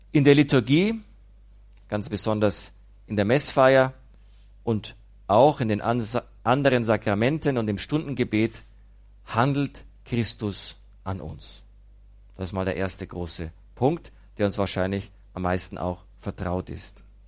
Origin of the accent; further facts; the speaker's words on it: Immenreuth, Bavaria, Germany; moved away; Ich komme aus Nordostbayern, aus einem Dorf namens Immenreuth